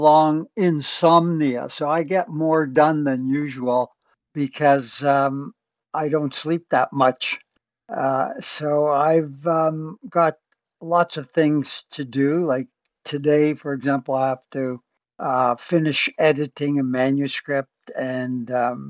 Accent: Toronto, Ontario, Canada; I was born in Toronto, a few miles from where I'm living now, but I'm a real local yokel

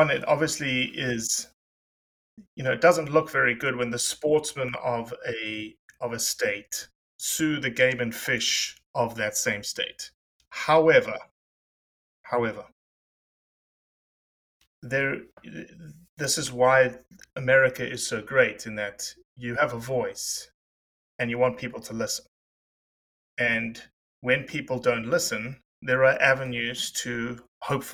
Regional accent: South Africa; I'm South African

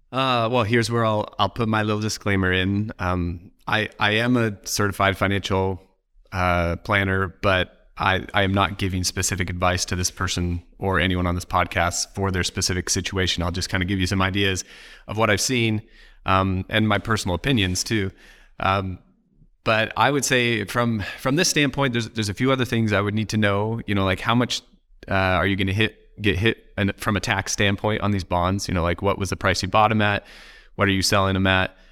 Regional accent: Oregon, United States; I'm from Oregon

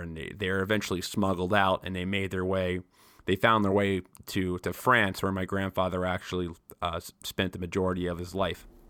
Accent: New York, United States; I'm a New Yorker

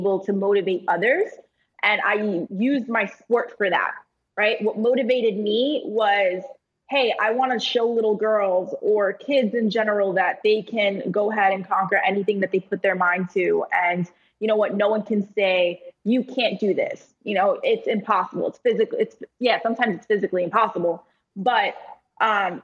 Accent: New York, United States; Being a New Yorker

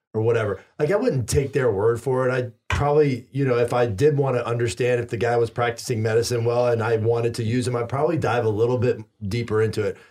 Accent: the Bible Belt, the South, United States; I grew up in the Bible Belt

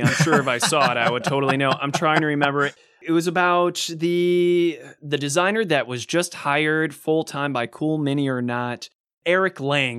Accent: Cleveland, Ohio, United States; luckily, you and me were in the same time zone because I'm from Cleveland.

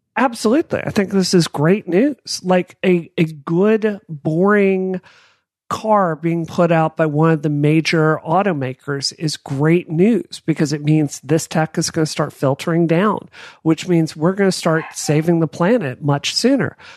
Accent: the South, United States; I grew up in the South. And I grew up in an area of the South with church three times a week

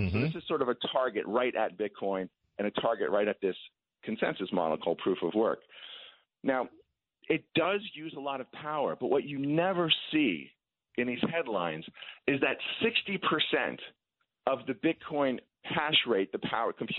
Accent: Long Island, New York, United States; I grew up on Long Island in the 70s.

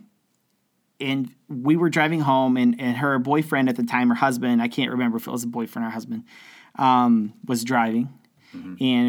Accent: Houston, Texas, United States; also born or lived in Sweeny, Texas; I grew up in Houston, Texas, all around Texas

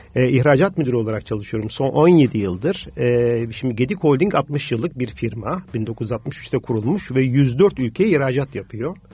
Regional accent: Tuzla, Istanbul, Turkey; also born or lived in Los Angeles, United States; Tuzlalıyım, bir deniz çocuğuyum, yani bir köy çocuğuyum

